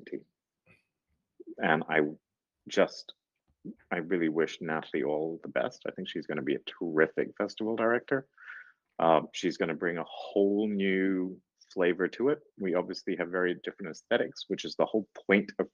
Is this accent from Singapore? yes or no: yes; Singapore; we're Singaporean.